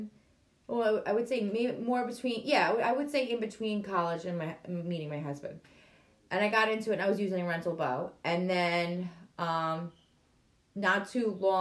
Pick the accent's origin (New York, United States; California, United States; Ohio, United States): New York, United States; Glen Cove; now in Syosset, United States; I am originally from Glen Cove, born and raised. I basically lived and breathed Glen Cove for 23 years